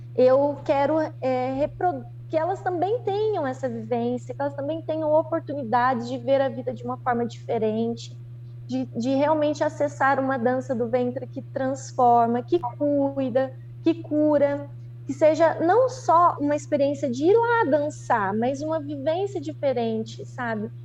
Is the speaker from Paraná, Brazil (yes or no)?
yes; Londrina, Paraná, Brazil; moved away as an adult; now in Astorga, Brazil; vim para Astorga, que eu sou de Londrina, então, aqui no Paraná